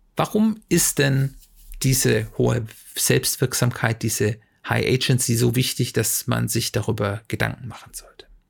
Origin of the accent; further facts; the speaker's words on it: Germany; wir Deutsche